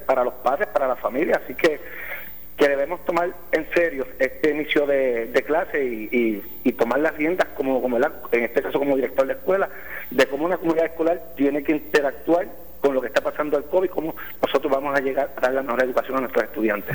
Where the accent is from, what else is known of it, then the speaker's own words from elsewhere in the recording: Villalba, Puerto Rico; also born or lived in Orocovis; soy, vivo en la colindancia entre Villalba y Orocovis